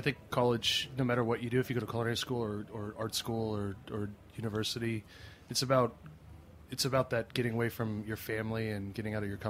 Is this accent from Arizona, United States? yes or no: yes; Scottsdale, Arizona, United States; moved away; I started cooking back in my hometown in Scottsdale in Arizona.